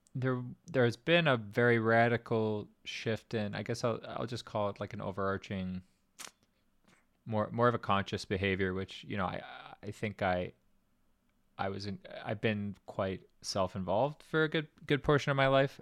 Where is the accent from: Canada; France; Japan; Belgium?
Canada; Winnipeg, Manitoba; also born or lived in Greenwich, Connecticut; a kid from Winnipeg